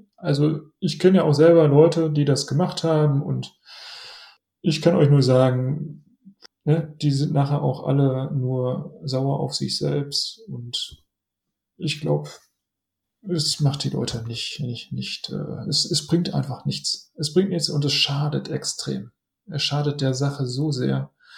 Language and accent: German; Essen, North Rhine-Westphalia, Germany; in meiner Heimatstadt in Essen